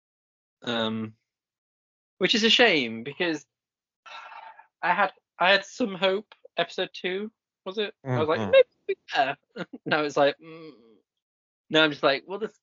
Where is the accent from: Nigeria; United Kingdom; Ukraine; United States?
United Kingdom; because obviously I grew up around, like, being British